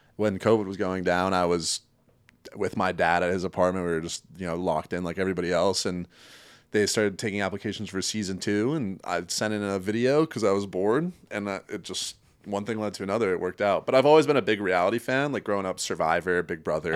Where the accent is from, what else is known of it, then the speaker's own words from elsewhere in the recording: Connecticut, United States; moved away as an adult; also born or lived in Chicago; now in Culver City, United States; I'm originally from Connecticut